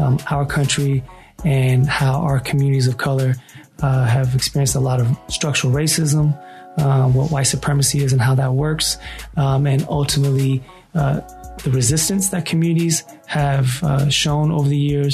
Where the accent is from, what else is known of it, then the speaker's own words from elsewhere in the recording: San Francisco, California, United States; also born or lived in Oakland; I was born and raised in San Francisco